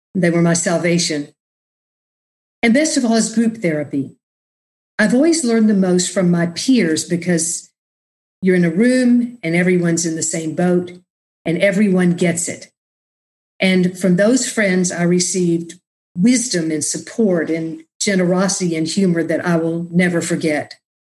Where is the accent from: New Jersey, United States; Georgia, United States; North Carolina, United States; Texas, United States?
Texas, United States; Austin; moved away as an adult; also born or lived in New Orleans, United States / New York, United States; I was born and raised in Austin